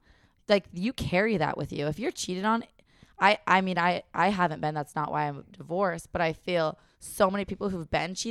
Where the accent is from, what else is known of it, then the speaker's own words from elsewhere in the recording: Minnesota, United States; I know. I'm from Minnesota.